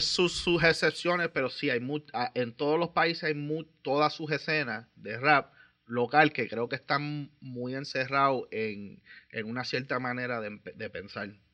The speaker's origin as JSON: {"language": "Spanish", "town": "Vega Baja", "country": "Puerto Rico", "said": "soy de Vega Baja"}